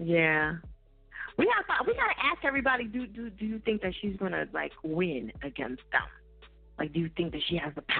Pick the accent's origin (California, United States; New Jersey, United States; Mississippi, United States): New Jersey, United States; I'm from Jersey.